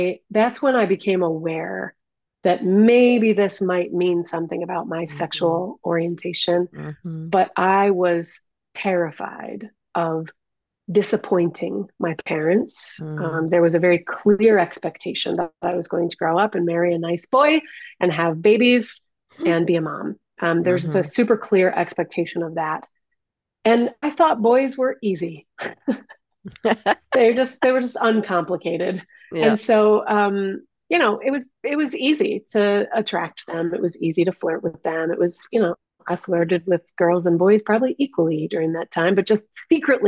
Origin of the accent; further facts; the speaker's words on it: Detroit, Michigan, United States; I grew up in Detroit. I grew up in the city of Detroit